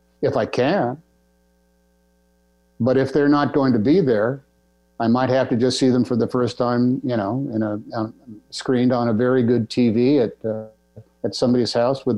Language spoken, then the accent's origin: English; Oakland, California, United States; I grew up in Oakland, California